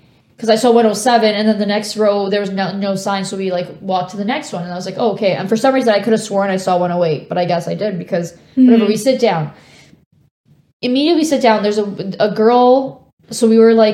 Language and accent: English; Canada; we're from Canada